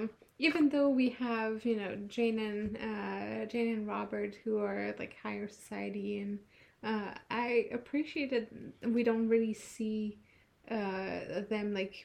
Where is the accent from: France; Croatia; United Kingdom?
France; born or raised there; moved away